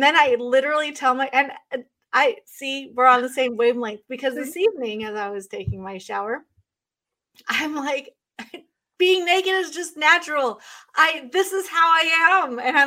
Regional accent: Oregon, United States; now in Northeast, United States; I grew up in Oregon

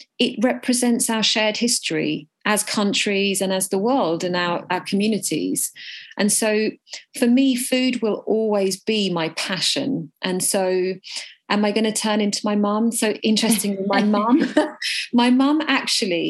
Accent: United Kingdom; I am Indian and I was born in Britain, which makes me a British Indian

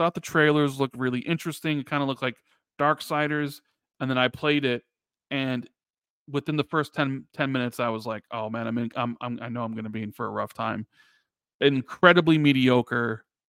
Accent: Chicago, Illinois, United States; I'm from Chicago, a couple of them from Canada, a couple of them are from Seattle

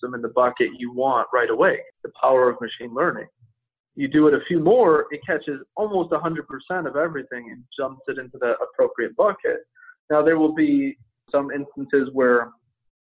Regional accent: Chicago, Illinois, United States; my hometown of Chicago

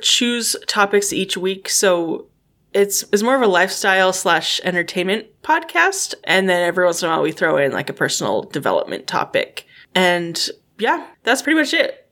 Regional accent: Alaska, United States; moved away; also born or lived in Midwest; We are originally from Alaska, but now we're all sort of randomly in the Midwest.

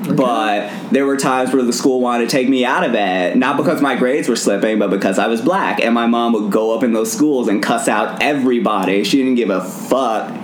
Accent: Durham, North Carolina, United States; also born or lived in Cary, North Carolina; in Durham, North Carolina, I popped out of my mother's vagina

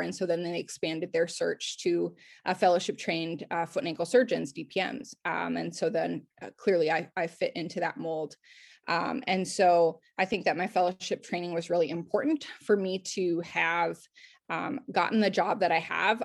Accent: Circle Pines, Minnesota, United States; moved away as an adult; also born or lived in Portland / New Jersey; I'm from Circle Pines, Minnesota, which is a northern suburb of the Twin Cities.

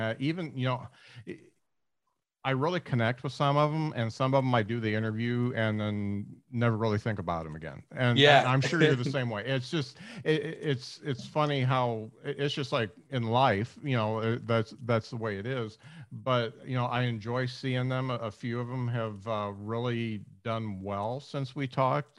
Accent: Northern Indiana, United States; moved away; I'm from Northern Indiana, and one of my good friends there would put on shows

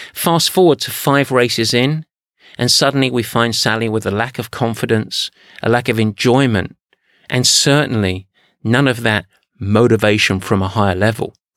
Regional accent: England, United Kingdom; I'm English

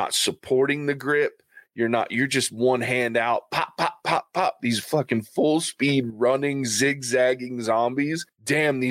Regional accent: the South, United States; I am from the South

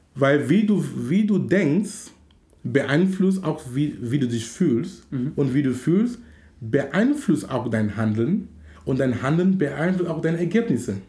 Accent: Cameroon; now in Hamburg, Germany; in Kamerun, wo ich herkomme

